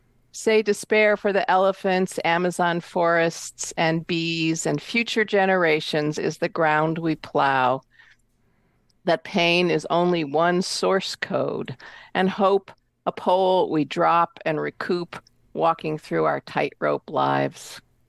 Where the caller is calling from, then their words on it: Seattle, Washington, United States; I'm from Seattle, Washington.